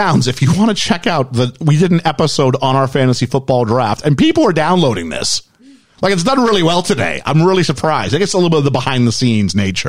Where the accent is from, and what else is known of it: Canada